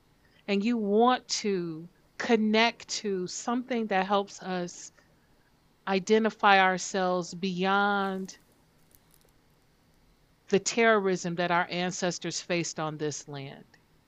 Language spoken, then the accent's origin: English; Nigeria; I'm Nigerian, you know? Like I'm very proud of that. I always felt a connection to that land.